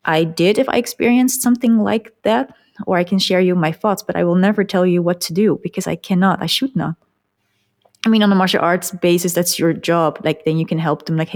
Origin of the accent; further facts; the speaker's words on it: Netherlands; the Netherlands, like my hometown